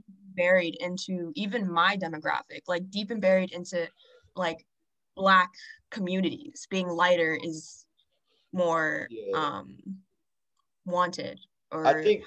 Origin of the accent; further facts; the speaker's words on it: Texas, United States; first language English; I'm American and I'm an English speaker. That's my first language.